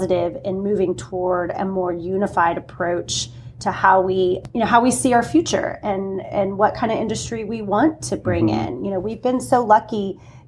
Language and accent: English; Corpus Christi, Texas, United States; I grew up in Corpus Christi.